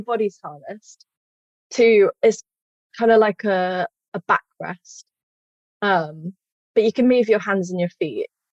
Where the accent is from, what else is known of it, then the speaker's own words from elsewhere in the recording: Stroud, South West England, United Kingdom; I'm from Stroud